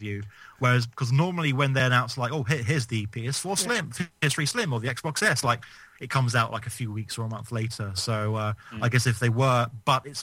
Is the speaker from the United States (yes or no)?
no; England, United Kingdom; I'm English. I live in England